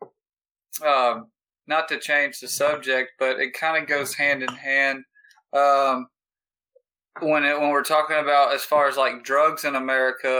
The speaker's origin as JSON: {"language": "English", "town": "Houston", "region": "Texas", "country": "United States", "also_born_or_lived": "California", "moved": "as an adult", "lives_now": "Austin, United States", "said": "I'm from Houston, Texas"}